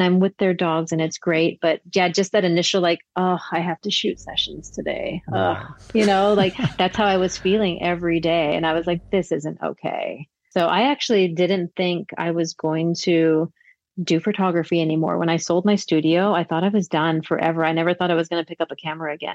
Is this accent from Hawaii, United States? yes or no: yes; Hawaii, United States; moved away; also born or lived in Las Vegas; I grew up in Hawaii